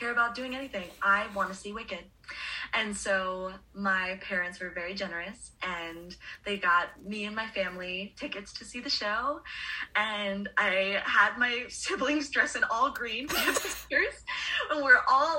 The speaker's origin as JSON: {"language": "English", "area": "Long Island", "region": "New York", "country": "United States", "tie": "born or raised there", "said": "I grew up on Long Island"}